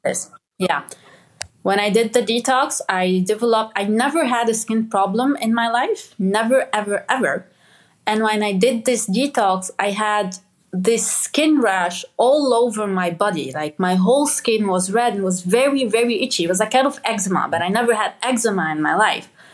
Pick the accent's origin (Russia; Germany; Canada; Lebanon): Lebanon; moved away; I grew up in Lebanon and like I grew up in a village with my dad